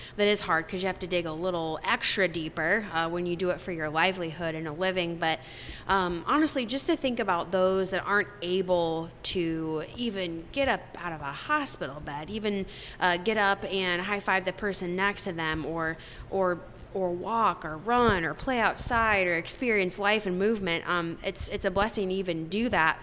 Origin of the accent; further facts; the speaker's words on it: Marengo, Iowa, United States; also born or lived in Cedar Rapids, Iowa; We grew up in Marengo, Iowa